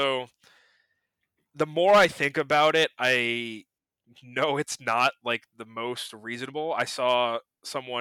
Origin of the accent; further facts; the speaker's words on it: United States; I'm American.